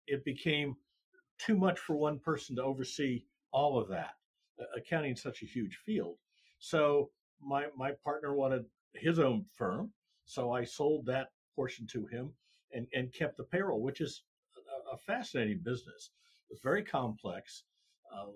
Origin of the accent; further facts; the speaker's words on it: Iowa, United States; moved away as an adult; also born or lived in Kansas City; now in Texas, United States; I'm a Midwestern boy. I grew up in Iowa, as we talked about, cold winters